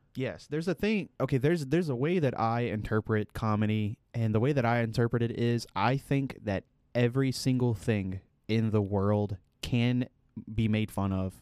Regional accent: United States; as an American

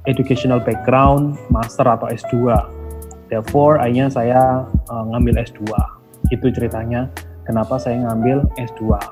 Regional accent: Lumajang, East Java, Indonesia; saya orang Lumajang Jawa Timur sebuah uh, kabupaten kecil antara Jember sama Malang gitu ya

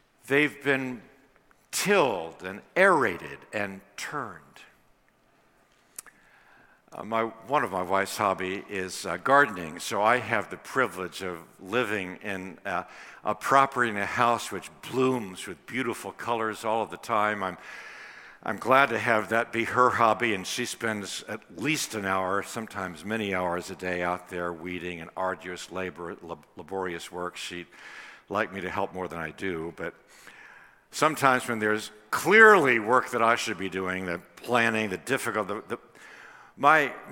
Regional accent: Washington, District of Columbia, United States; Washington, D.C., I think you know, is my hometown

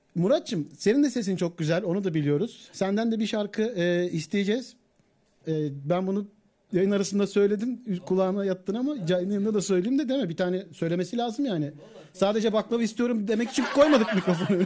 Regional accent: Akhisar, Manisa, Turkey; Ben Akisarlıyım

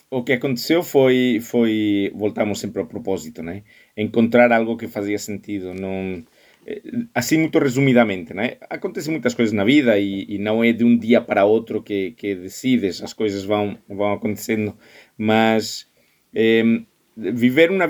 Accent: Spain; Portuguese is a second language; moved away; also born or lived in United States / Germany; Pá, porque eu sou espanhol. É, a ver, eu, eu me criei em escolas espanholas e norte-americanas, em Espanha e em, e em Estados Unidos.

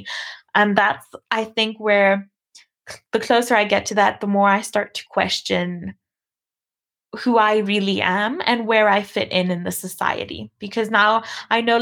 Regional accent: Namibia; I was born in Namibia to a white mom and a black dad, both of which were also born in this country

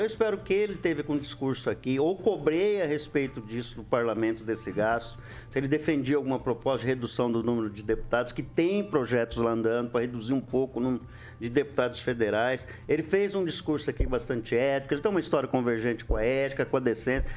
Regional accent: São Luís, Maranhão, Brazil; now in Maringá, Brazil; que eu sou maranhense, eu nasci lá em São Luís.

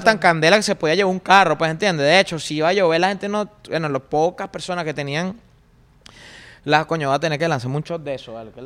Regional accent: Caracas, Capital District, Venezuela; me crié en el Valle, pues, en el cementerio.

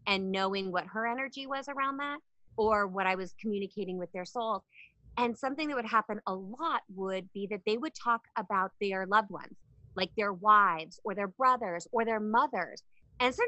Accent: Palmer, Alaska, United States; I'm from Alaska, a really small town. Hello to everybody in Palmer, Alaska

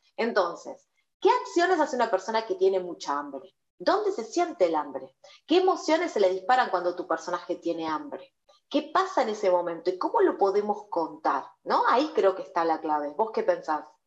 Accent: Argentina

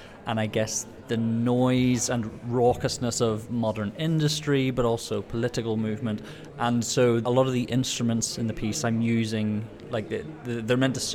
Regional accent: Belfast, Northern Ireland, United Kingdom; I'm a composer from Belfast in Northern Ireland.

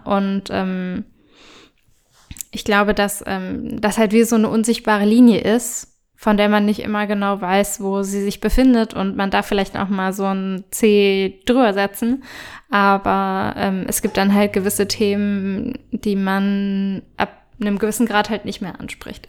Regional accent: Germany; bei uns in Deutschland

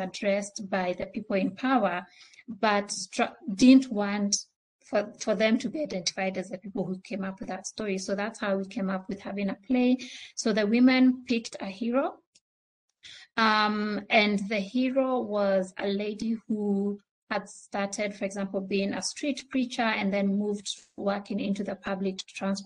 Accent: Kenya; first language Swahili; English is a second language; I come from a country where we are trilingual. So I speak Swahili, my native language, and English.

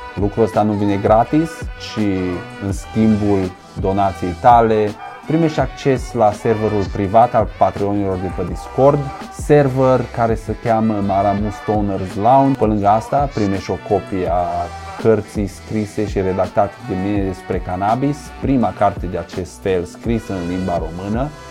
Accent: Romania; now in United States; după ce m-am mutat în state, crescând în România

